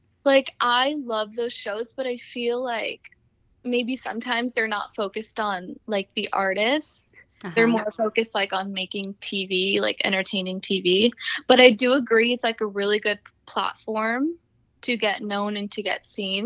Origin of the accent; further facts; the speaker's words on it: United States; I was born here, so I definitely, you know, I'm American